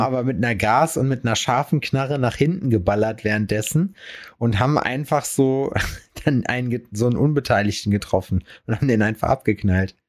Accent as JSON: {"language": "German", "town": "Lüdenscheid", "region": "North Rhine-Westphalia", "country": "Germany", "tie": "born or raised there", "moved": "yes", "said": "bei uns in Lüdenscheid in der Heimat."}